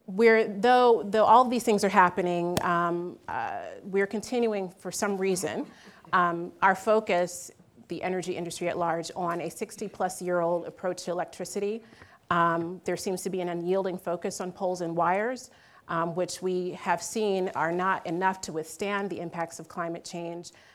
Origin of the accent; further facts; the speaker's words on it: Philadelphia, Pennsylvania, United States; I'm originally from Philly